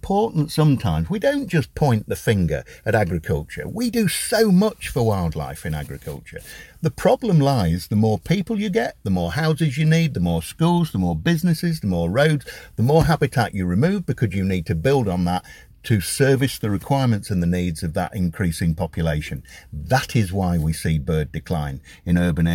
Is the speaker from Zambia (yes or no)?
no; Sleaford, East Midlands, United Kingdom; also born or lived in Boston, Lincolnshire / Kenilworth, Warwickshire; I was born in Boston, but we moved and we lived and Dad worked in Kenilworth in Warwickshire until I was 9, and we moved back up to Sleaford